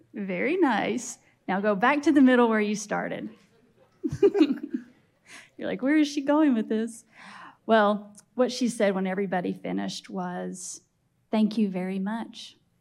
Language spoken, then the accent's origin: English; Lexington, Kentucky, United States; I grew up in Lexington